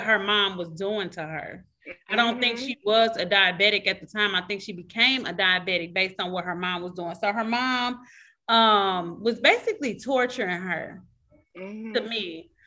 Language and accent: English; St. Louis, Missouri, United States; Shout out to St. Louis. That's my hometown